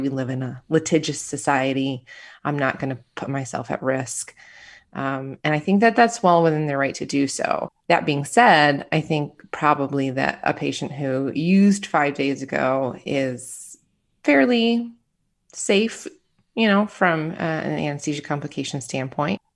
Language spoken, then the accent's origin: English; Michigan, United States; moved away; also born or lived in Florida / Arizona / California / Illinois; I am a Midwesterner at heart, born and raised in Michigan, and then I started moving around the country